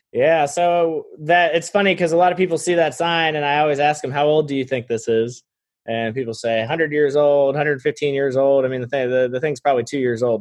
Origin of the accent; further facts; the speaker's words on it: Florida, United States; moved away as an adult; now in North Carolina, United States; I grew up in Florida, and moved here uh, after college